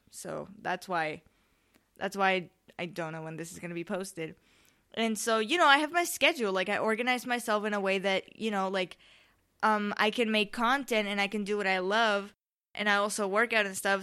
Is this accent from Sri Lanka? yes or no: no; Spain; I'm from Spain